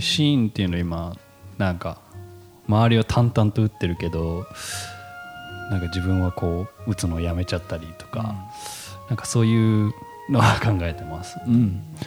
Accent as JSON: {"language": "Japanese", "region": "Tokyo", "country": "Japan", "tie": "born or raised there", "moved": "as an adult", "lives_now": "Sado, Japan", "said": "僕はまあ普通に東京で育ったりとかしてるんで"}